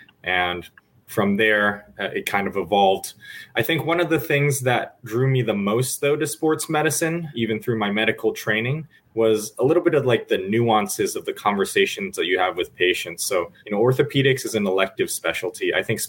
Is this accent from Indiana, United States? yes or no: yes; Indiana, United States; moved away as an adult; also born or lived in Chicago / New York City; now in San Francisco, United States; I grew up in the Midwest in Indiana. I moved to Chicago for medical school and undergrad. And then from there, went to New York City for my residency training and then UCSF now for fellowship.